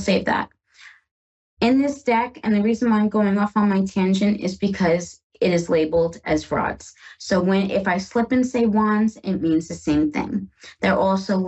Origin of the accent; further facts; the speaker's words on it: Northeast, United States; I am from the Northeast, and oh my gosh, I have had enough of snow